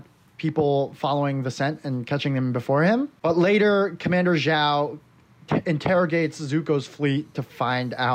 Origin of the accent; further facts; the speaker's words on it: South Korea; moved away; when I was a kid growing up in Korea